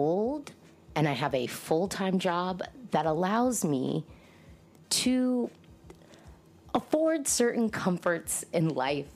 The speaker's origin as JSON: {"language": "English", "country": "United States", "said": "I'm an American Eurovision fan"}